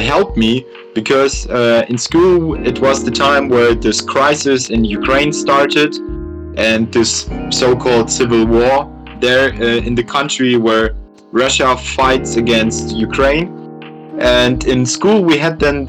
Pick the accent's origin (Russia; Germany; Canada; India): Germany; first language German; English is a second language